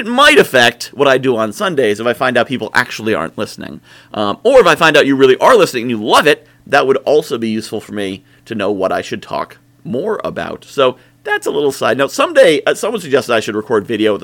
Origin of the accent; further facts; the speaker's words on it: New England, United States; I'm from New England